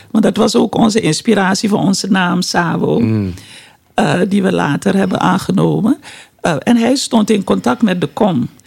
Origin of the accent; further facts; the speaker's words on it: Suriname; moved away; Suriname, ons geboorteland